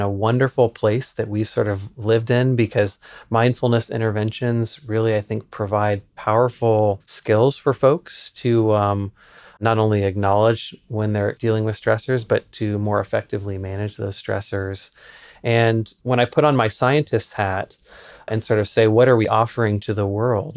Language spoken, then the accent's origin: English; Lincoln, Nebraska, United States; I grew up in Lincoln, Nebraska as a professor's kid.